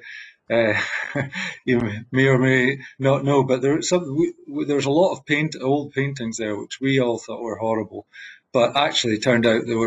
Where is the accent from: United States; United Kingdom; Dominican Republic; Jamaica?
United Kingdom; Fortrose, Scotland; also born or lived in Killearnan, Black Isle; So originally, I come from the Black Isle, just north of Inverness. I grew up initially in a tiny village called Killeen, and then we moved to Fortress, which was one of the bigger places in the Black Isle.